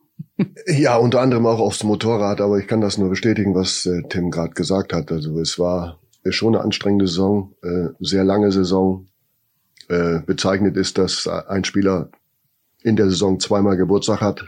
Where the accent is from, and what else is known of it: Bremen, Germany; born or raised there